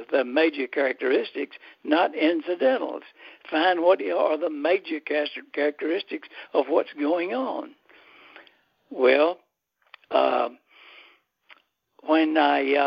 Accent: Athens, Georgia, United States; when I was growing up in Athens, Georgia

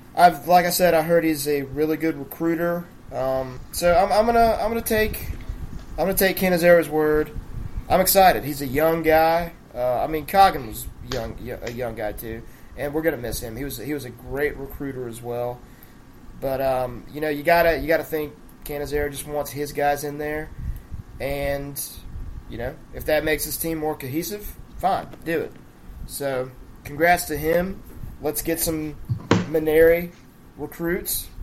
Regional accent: near Biloxi, Mississippi Gulf Coast, United States; born or raised there

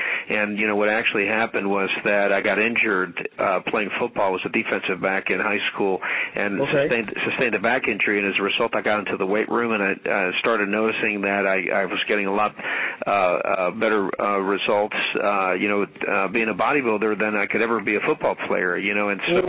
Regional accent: Chicago, Illinois, United States; also born or lived in Havana, Cuba; Well, we grew up in Chicago, Illinois, and settled there.

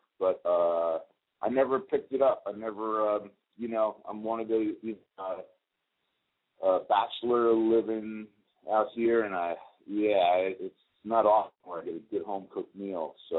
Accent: Newark, New Jersey, United States; also born or lived in Roseland, New Jersey / West Orange, New Jersey / Nutley, New Jersey; I grew up on as a kid on Montclair Avenue and Ridge Street in the North Ward section in Newark, and then my family we moved to a little suburb in Essex County called Roseland

